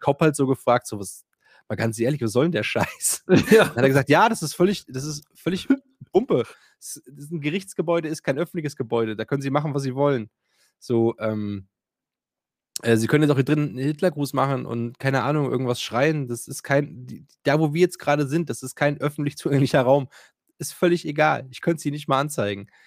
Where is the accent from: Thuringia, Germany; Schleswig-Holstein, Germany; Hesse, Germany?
Thuringia, Germany; Themar; ich komme ja aus Thema